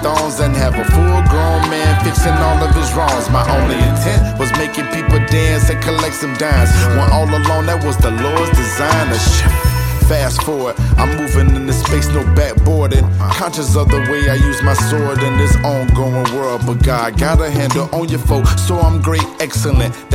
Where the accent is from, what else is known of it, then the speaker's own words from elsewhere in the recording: Jacksonville, Florida, United States; my hometown, Duval County, Jacksonville, Florida, Maine